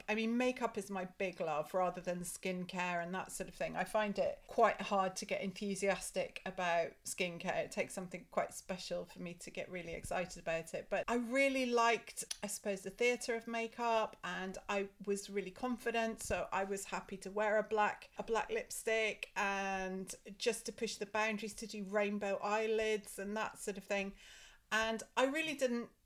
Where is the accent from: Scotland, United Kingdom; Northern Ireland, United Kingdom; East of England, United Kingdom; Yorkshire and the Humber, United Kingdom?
Scotland, United Kingdom; Scottish Borders; I grew up in Scotland, really in the middle of nowhere.